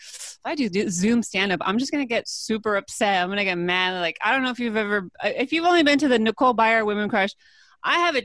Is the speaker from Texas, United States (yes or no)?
no; California, United States; I'm from California, born and raised